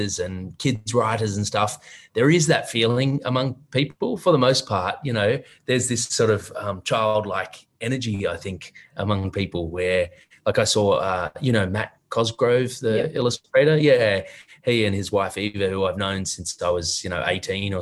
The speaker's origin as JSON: {"language": "English", "country": "Australia"}